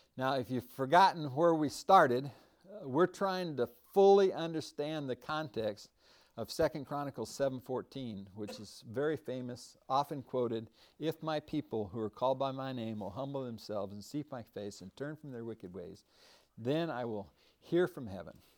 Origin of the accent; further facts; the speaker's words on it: United States; I am an American